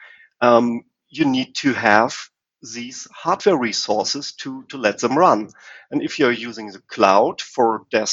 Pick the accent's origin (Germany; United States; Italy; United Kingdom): Germany; I'm from Germany